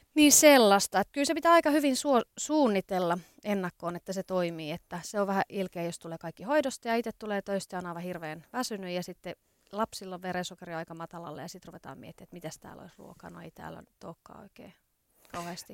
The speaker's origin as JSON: {"language": "Finnish", "region": "Ostrobothnia", "country": "Finland", "moved": "yes", "lives_now": "Helsinki, Finland", "said": "Pohjanmaalta olen kotoisin, eli Pohjanmaan flikkoja"}